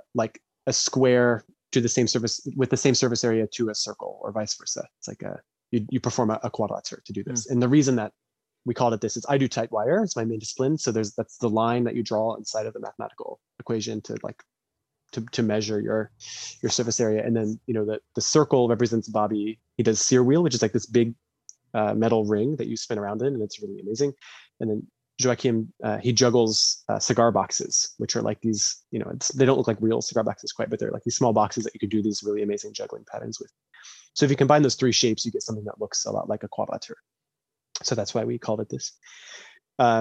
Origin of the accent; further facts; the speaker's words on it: Noblesville, Indiana, United States; I am from Noblesville, Indiana, which is not the most educationally progressive place in the United States